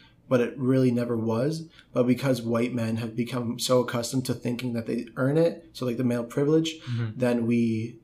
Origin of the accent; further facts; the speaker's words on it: Canada; I'm from Canada.